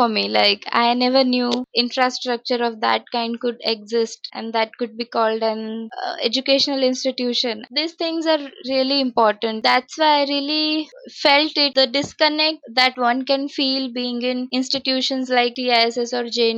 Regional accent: Aurangabad, Maharashtra, India; I grew up in Aurangabad throughout

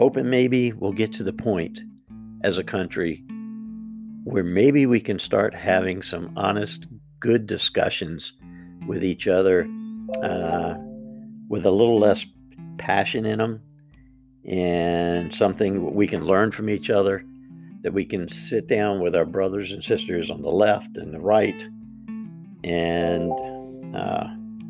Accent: United States; as the American people

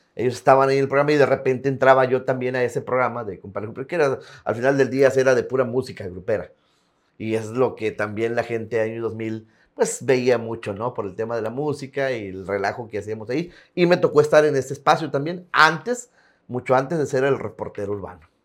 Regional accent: Tampacán, San Luis Potosí, Mexico; moved away as an adult; also born or lived in Ciudad Acuña; now in Piedras Negras, Mexico; Es Tampacán, San Luis Potosí de originarios. En el 99, 1999, recién había terminado la, preparatoria.

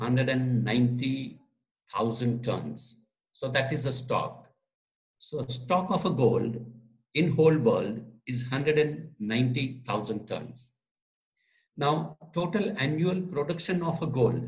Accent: Gujarat, India; first language Gujarati; English is a second language; also born or lived in United Kingdom; I translated it into Gujarati, which is my mother tongue. So being Gujarati

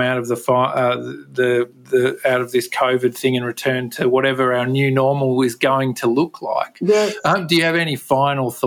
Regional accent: Tasmania, Australia; accent: Tasmanian; now in Perth, Australia; I'm stuck with my Tasmanian accent

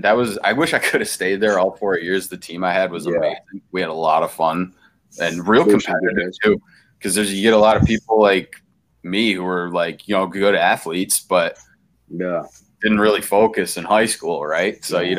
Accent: Albion, New York, United States; also born or lived in Brockport, New York; We're all from Western New York, man. Me and Matt grew up originally in like the Albion area.

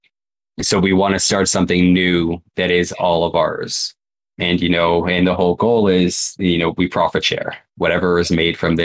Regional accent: Canada; I'm also Canadian

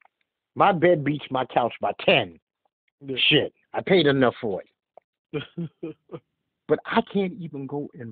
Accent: New York City, New York, United States; being born and raised in Brooklyn

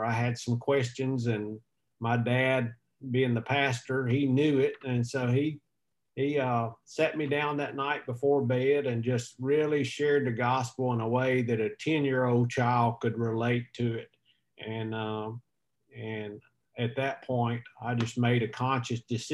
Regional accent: West Monroe, Louisiana, United States; also born or lived in Oak Grove, Louisiana; when I graduated from high school, my dad took a church in Oak Grove, Louisiana. So we moved from West Monroe to Oak Grove

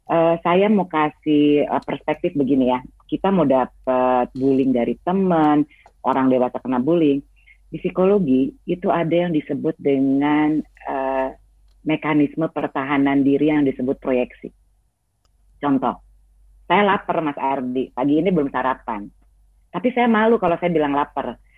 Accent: West Java, Indonesia; karena ini menunjukkan identitas saya sebagai uh, perempuan Sunda. Saya beragama Islam, tapi saya bukan orang Arab, gitu ya.

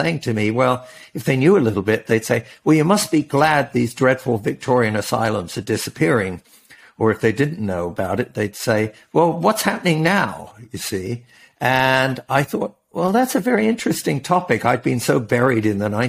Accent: England, United Kingdom; moved away as an adult; also born or lived in Scotland / Africa / Oxford / Princeton; now in United States; I grew up mostly in England. I was actually born in Scotland, but moved to England when I was all of 2 months old

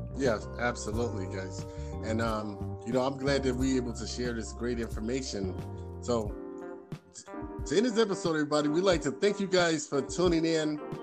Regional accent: Chicago, Illinois, United States; I'm from Chicago

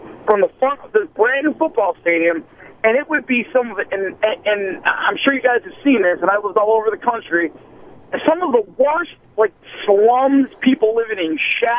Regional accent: New England, United States; Now, again, I'm from New England, you know, and I didn't really understand the big-time football thing until I went down to Central Florida.

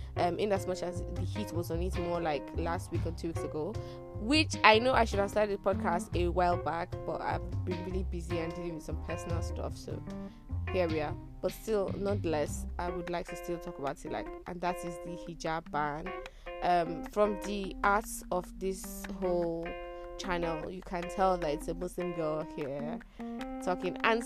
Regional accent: Nigeria; Tired Nigerian Girl

